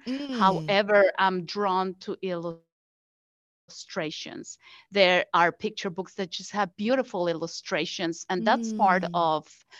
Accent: Mexico City, Mexico; moved away as an adult; now in United States; I grew up in Mexico City

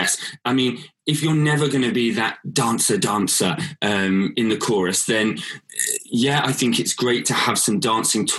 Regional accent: Whitstable, South East England, United Kingdom; I was born in Whitstable, that's where I'm from originally, and grew up there all my life

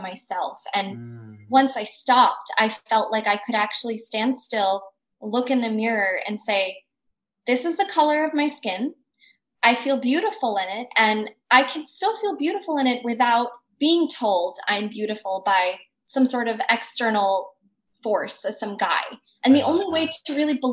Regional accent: United States; being an Indian American

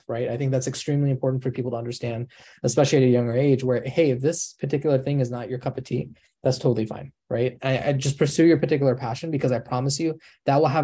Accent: Chicago, Illinois, United States; I'm born and raised in Chicago

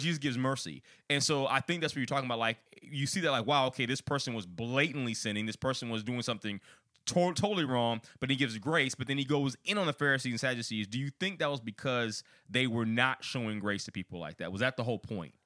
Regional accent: outside Chicago, Illinois, United States; I'm from Illinois. I'm from outside Chicago

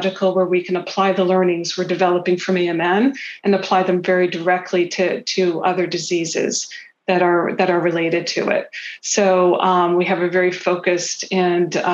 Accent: Philadelphia, Pennsylvania, United States; I grew up in the Philadelphia area

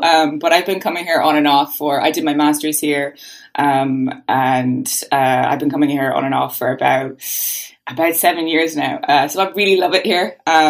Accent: Ireland; first language English; Born and raised in Ireland, yep.

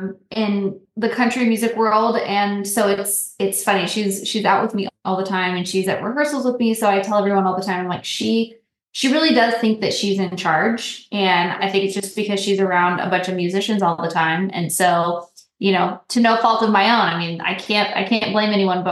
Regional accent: New Mexico, United States; also born or lived in California; So I was born in California, but we moved to New Mexico when I was like, I think I was like 3 or 4. And so I grew up, when I was young, we were in New Mexico, but we moved all over the place.

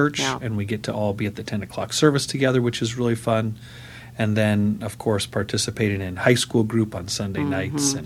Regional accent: Del Mar, California, United States; I grew up here in San Diego in Del Mar

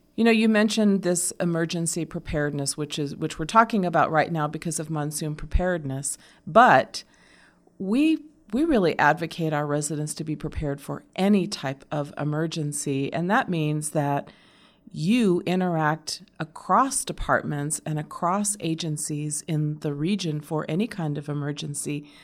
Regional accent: Arizona, United States; I grew up here in Arizona

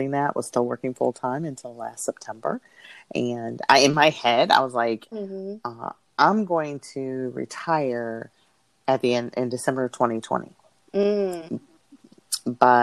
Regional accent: Peoria, Illinois, United States; moved away as an adult; also born or lived in North Carolina; now in Indianapolis, United States; I'm originally from Peoria, Illinois

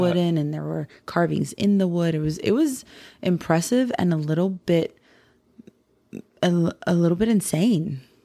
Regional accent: Florida, United States; we're from Florida

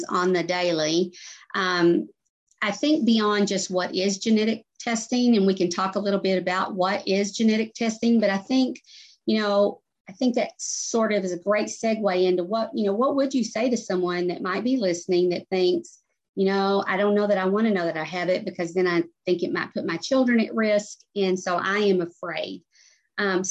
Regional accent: Arkansas, United States; I lived in an area growing up in Arkansas

